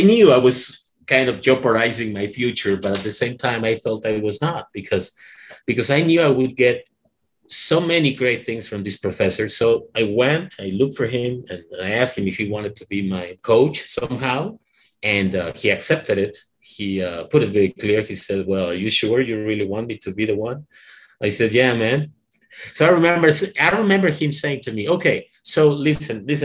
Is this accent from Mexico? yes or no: yes; Mexico; English is a second language; I learned English when I was a teenager, and I remember at that time, I was after finishing this like teacher certificate, when I first studied at this Mexican North American Institute, I was also studying engineering at UNAM